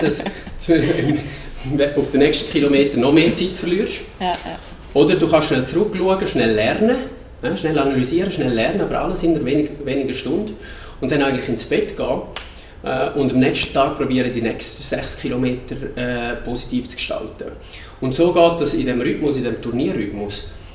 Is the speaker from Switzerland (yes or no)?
yes; Switzerland; bei uns in der Schweiz